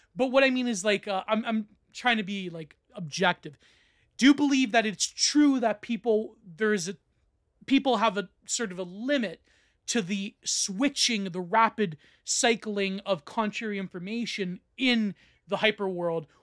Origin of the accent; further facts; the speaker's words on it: Canada; I'm Canadian